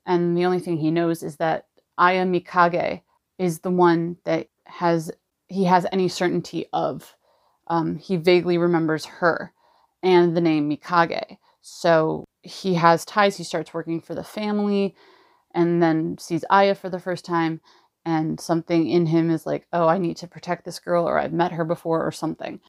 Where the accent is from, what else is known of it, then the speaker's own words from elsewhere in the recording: Los Angeles, California, United States; I'm from Los Angeles, California